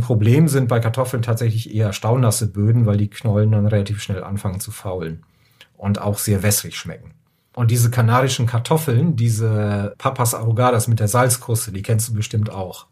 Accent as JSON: {"language": "German", "country": "Germany", "tie": "born or raised there", "moved": "yes", "lives_now": "Upper Rhine, Germany", "said": "als gebürtiger aus Friese"}